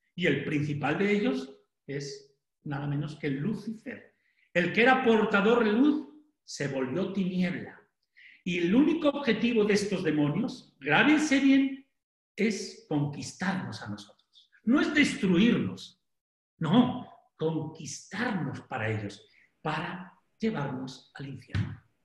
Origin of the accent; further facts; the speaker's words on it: Sanchidrián, Castile and León, Spain; moved away; Soy de, Ávila